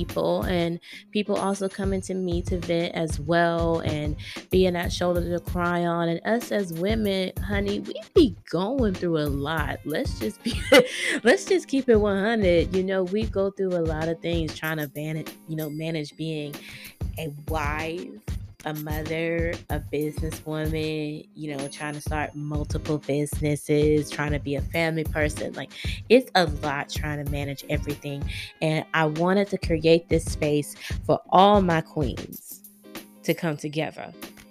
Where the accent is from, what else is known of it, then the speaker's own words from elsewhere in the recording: Greenville, South Carolina, United States; born and raised in Greenville, South Carolina